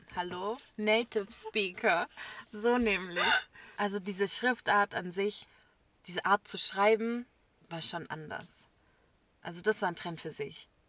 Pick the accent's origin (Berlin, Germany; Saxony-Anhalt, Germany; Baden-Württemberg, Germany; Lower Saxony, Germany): Baden-Württemberg, Germany; Böblingen; bei uns in Böblingen